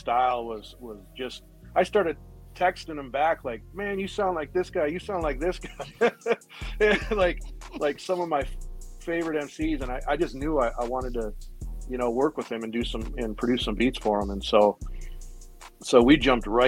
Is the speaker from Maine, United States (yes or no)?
no; Minneapolis, Minnesota, United States; I'm from Minneapolis, Minnesota